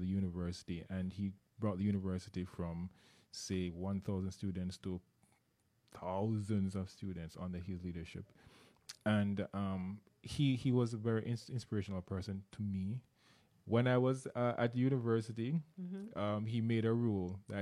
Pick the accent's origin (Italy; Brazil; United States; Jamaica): Jamaica; moved away; I'm from Jamaica. You may have heard the accent. I attended a university in Jamaica as well